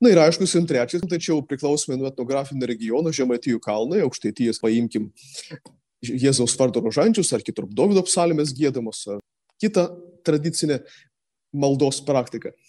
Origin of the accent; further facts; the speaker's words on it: Samogitia, Lithuania; Netgi mes žemaičiai